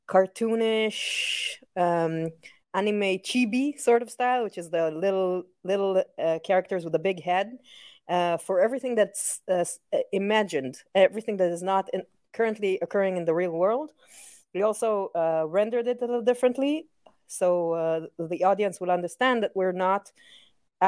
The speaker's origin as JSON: {"language": "English", "country": "Israel", "tie": "born or raised there", "said": "My background growing up in Israel is, you know, it's funny, it's a mix of European, Disney, and anime"}